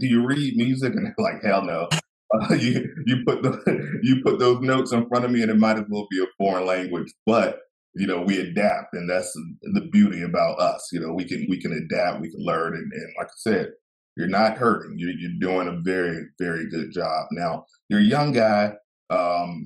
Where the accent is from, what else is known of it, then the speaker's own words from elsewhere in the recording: the South, United States; I'm from the South